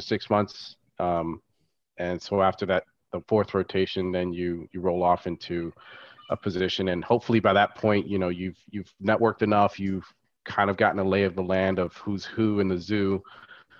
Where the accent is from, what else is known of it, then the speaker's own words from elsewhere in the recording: Florida, United States; also born or lived in Chicago; I grew up in Florida.